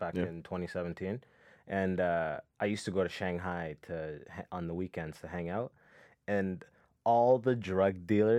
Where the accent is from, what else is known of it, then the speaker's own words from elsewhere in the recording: Sudan; Because like I go back, like I'm from Sudan